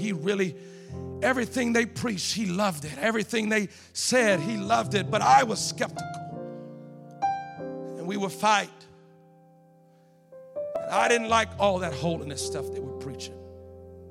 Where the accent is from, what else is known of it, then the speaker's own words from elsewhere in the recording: Louisiana, United States; I'm from Louisiana.